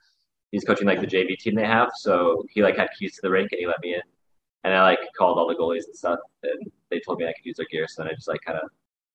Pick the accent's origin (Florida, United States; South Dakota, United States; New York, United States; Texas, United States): South Dakota, United States; moved away as an adult; now in Phoenix, United States; I played like only high school hockey in South Dakota.